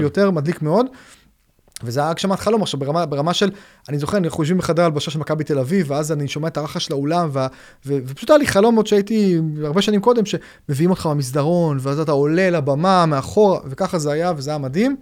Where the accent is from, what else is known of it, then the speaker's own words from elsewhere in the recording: Haifa, Haifa District, Israel; באתי עם ההורים שלי בחיפה, אני במקור חיפאי